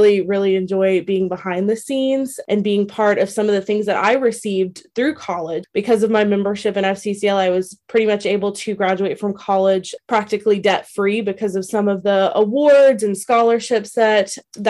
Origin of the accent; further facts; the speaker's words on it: Louisiana, United States; moved away as an adult; now in Virginia, United States; I'm from Louisiana